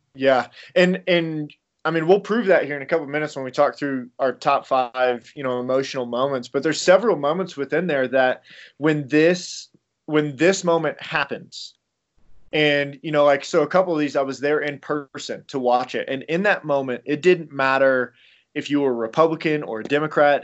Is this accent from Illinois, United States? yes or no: yes; Illinois, United States; I am from Illinois, so I'm a big Illinois fan